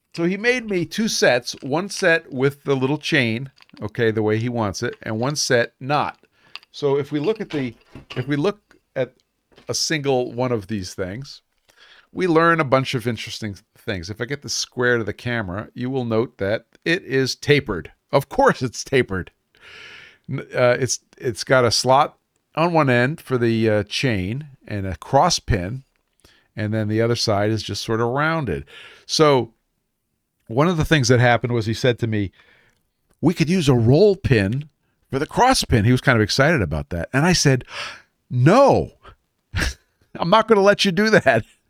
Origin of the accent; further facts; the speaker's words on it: New York City, New York, United States; moved away; I am from Brooklyn